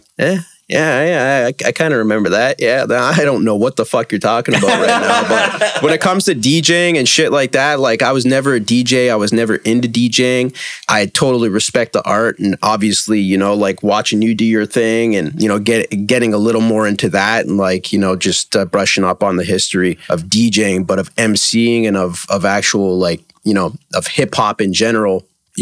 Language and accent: English; Toronto, Ontario, Canada; I'm actually from Toronto and still live there.